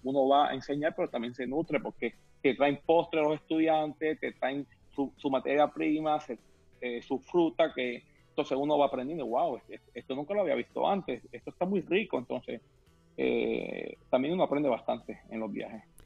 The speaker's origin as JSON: {"language": "Spanish", "country": "Puerto Rico", "tie": "born or raised there", "moved": "yes", "lives_now": "Miami, United States", "said": "Yo me crié en Puerto Rico, una isla del Caribe, comiendo coco, mango, maracuyá, tamarindo, guayaba, lichi"}